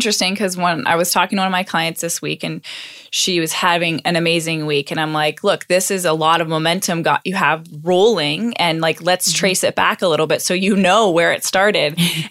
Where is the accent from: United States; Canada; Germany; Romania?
Canada; talking to another Canadian, and we were both the ones both standing by the heater. And I'm like, we're the Canadian.